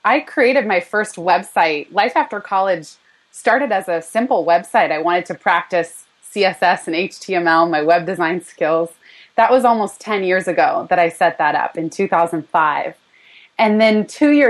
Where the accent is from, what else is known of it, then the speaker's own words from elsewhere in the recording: California, United States; moved away as an adult; now in New York City, United States; born and raised in California